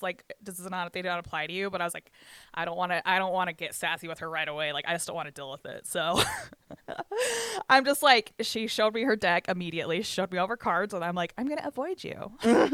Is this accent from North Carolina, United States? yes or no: no; Bryce Canyon, Utah, United States; I grew up in Bryce Canyon. I grew up in the restaurant industry in Bryce Canyon